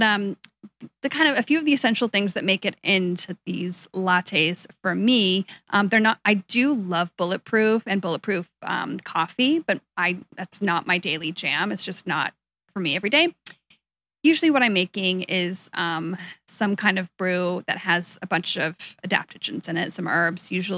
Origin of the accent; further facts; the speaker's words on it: Seattle, Washington, United States; I'm actually born and raised in Seattle.